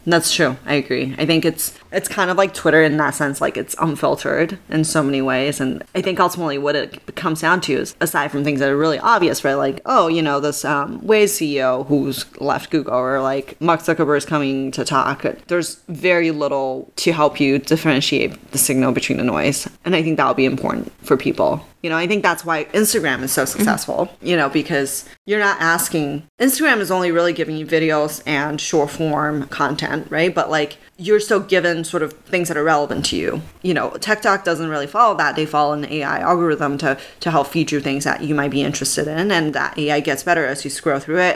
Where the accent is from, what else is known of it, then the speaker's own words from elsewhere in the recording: Canada; now in Silicon Valley, United States; I'm a Canadian